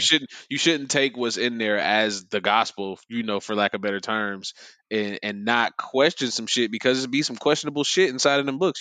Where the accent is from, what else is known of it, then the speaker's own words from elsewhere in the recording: Ohio, United States; accent: Southern; moved away; I'm from Ohio